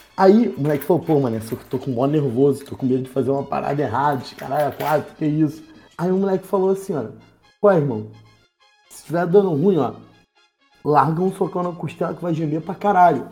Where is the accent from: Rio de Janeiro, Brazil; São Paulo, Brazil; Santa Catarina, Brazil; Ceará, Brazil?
Rio de Janeiro, Brazil; Baixada Fluminense; eu sou da Baixada